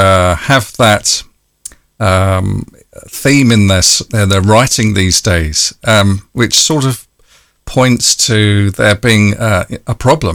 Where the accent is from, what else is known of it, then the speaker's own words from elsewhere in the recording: London, United Kingdom; I was born in London.